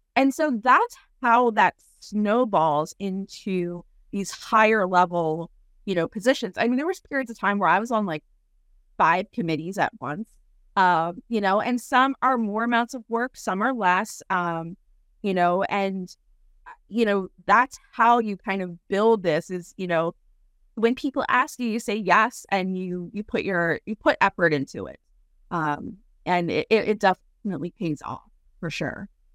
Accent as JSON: {"language": "English", "town": "Philadelphia", "region": "Pennsylvania", "country": "United States", "moved": "yes", "said": "I'm from Philly originally, uh, the suburbs of Philly"}